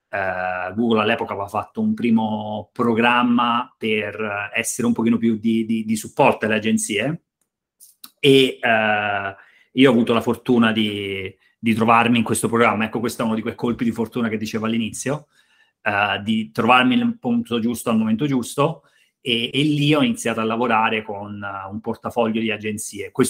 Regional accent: Pietrasanta, Tuscany, Italy; vicino provincia di Lucca, vicino Forte dei Marmi, insomma, nel nord della Toscana.

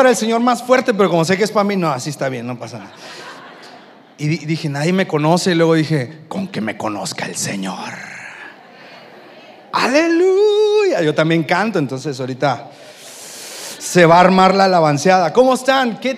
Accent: Tampico, Tamaulipas, Mexico; Y venimos desde la ciudad de Tampico, Tamaulipas, y desde que llegamos nos han estado haciendo una competencia increíble.

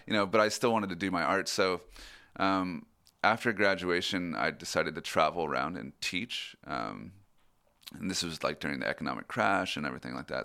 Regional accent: Boring, Oregon, United States; moved away; I'm originally from Oregon, uh, from a town called Boring.

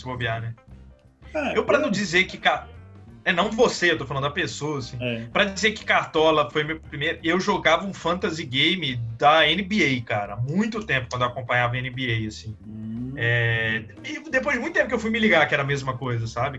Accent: Juazeiro, Bahia, Brazil; moved away; quando eu era pequeno, eu morei na Bahia

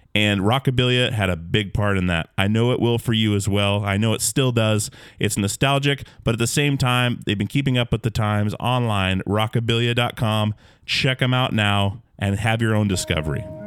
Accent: Alaska, United States; growing up in Alaska, back in the woods where there was no internet

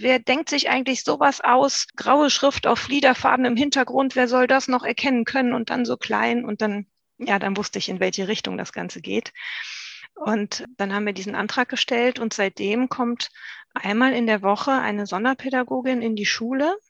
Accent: North Rhine-Westphalia, Germany; Wir sind ja auch aus Nordrhein-Westfalen

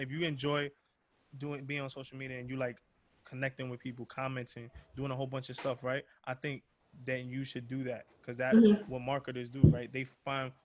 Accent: New York City, New York, United States; originally from Harlem, really just grew up around those individuals

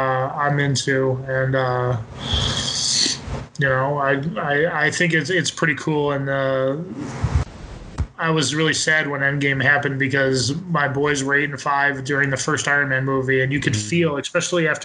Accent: upstate New York, United States; upstate New York

